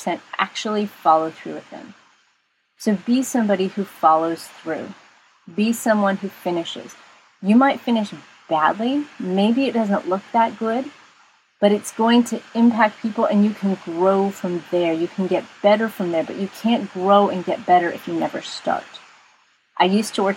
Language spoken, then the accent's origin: English; Texas, United States; I'm from Texas, so we say y'all